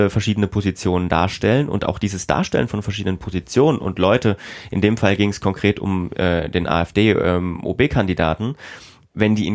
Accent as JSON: {"language": "German", "region": "East Germany", "country": "Germany", "said": "weil ich bin auch Ostdeutscher"}